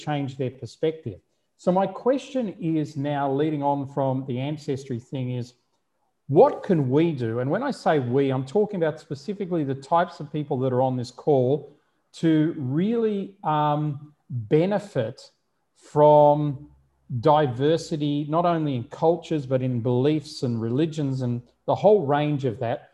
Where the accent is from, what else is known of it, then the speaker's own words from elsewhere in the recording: Melbourne, Victoria, Australia; I was born in Melbourne